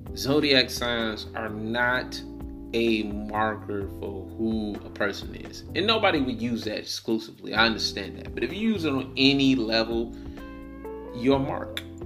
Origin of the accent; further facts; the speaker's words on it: Detroit, Michigan, United States; I'm from I'm from Detroit.